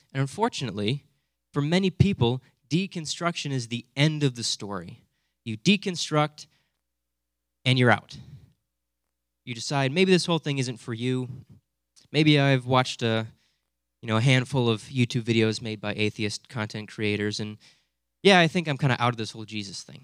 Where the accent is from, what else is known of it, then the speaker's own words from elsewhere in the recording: Hudsonville, Michigan, United States; growing up in Hudsonville, I just sort of assumed that everyone's a Christian